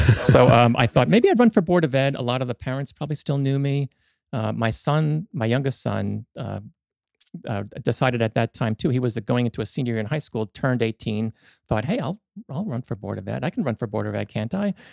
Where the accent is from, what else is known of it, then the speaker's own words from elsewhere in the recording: Hopatcong, New Jersey, United States; moved away as an adult; also born or lived in Dover, New Jersey; now in Sparta, United States; I grew up in the Hopatcong, lived there most of my life until, uh, we got married